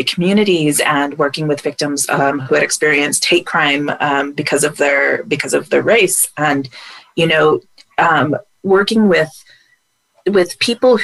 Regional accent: United States; moved away; being an American abroad

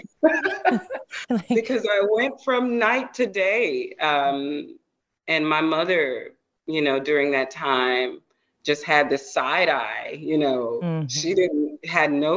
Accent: Georgia, United States; yeah, I'm a Georgia girl

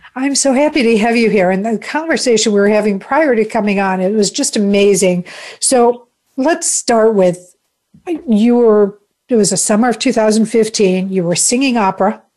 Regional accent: Chicago, Illinois, United States; I'm from Chicago

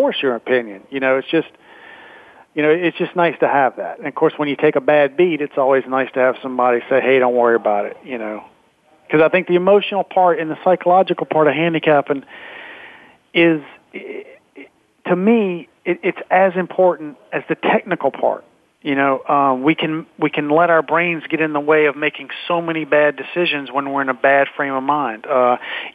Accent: Baton Rouge, Louisiana, United States; I'm from Baton Rouge.

